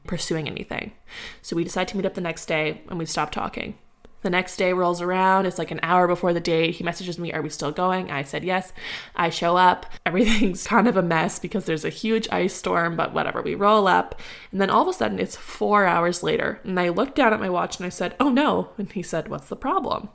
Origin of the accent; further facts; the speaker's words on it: Ottawa, Ontario, Canada; moved away as an adult; also born or lived in Guelph, Canada / Barrhaven, Canada; now in Nova Scotia, Canada; I was born in Ottawa, specifically the Glebe, and I stayed there for my entire life